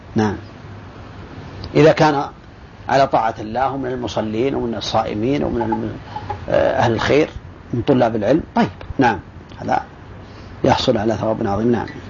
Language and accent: Arabic; Saudi Arabia; عندنا في السعودية